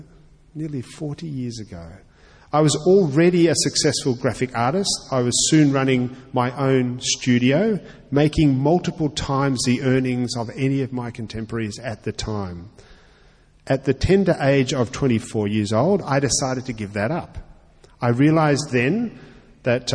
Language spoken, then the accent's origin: English; Australia; I'm also an Australian